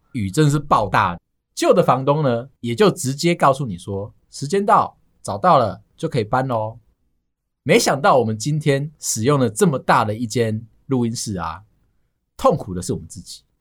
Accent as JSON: {"language": "Chinese", "region": "New Taipei", "country": "Taiwan", "tie": "born or raised there", "said": "我们台北县啊， 我们家附近啊"}